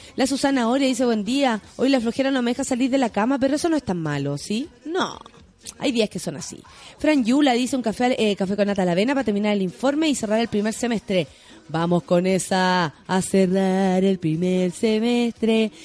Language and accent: Spanish; Chile; Soy muy poco chilena